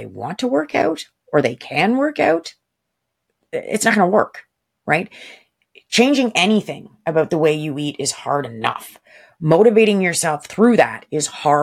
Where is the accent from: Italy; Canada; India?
Canada; I'm also Canadian.